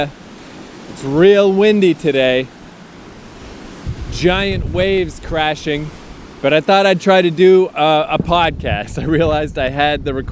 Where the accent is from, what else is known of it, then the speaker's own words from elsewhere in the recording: the Maritimes, Canada; now in Toronto, Canada; I'm from the goddamn Maritimes. I didn't grow up on the ocean. I grew up on a river.